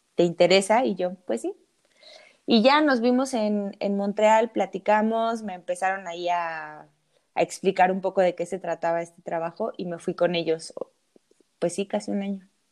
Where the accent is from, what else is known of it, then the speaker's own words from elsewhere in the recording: Mexico City, Mexico; Soy del DF